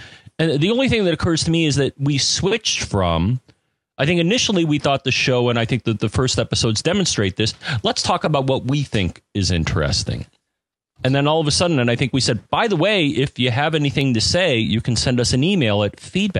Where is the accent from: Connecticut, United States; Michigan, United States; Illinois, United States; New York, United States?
Connecticut, United States; Dave and I grew up in Connecticut in proximity of each other